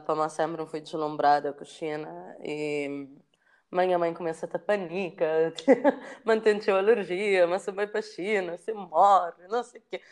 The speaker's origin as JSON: {"language": "Portuguese", "region": "São Vicente", "country": "Cape Verde", "tie": "born or raised there", "also_born_or_lived": "Paris, France / Luanda, Angola", "moved": "as an adult", "said": "nasci na São Vicente"}